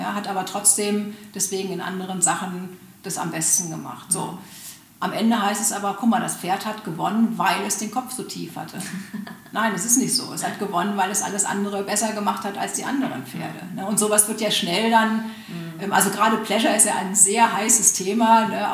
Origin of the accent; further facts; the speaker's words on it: Germany; bei uns in Deutschland